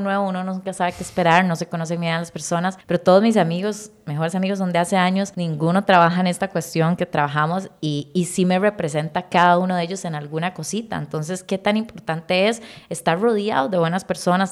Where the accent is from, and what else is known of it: Costa Rica